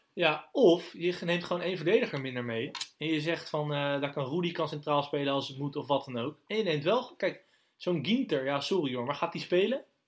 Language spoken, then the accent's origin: Dutch; Netherlands; wij zijn Nederlanders